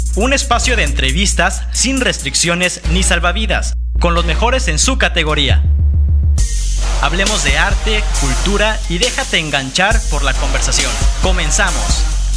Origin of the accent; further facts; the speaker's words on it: Mexico; como mexicanos siempre hemos este, destacado en que somos muy solidarios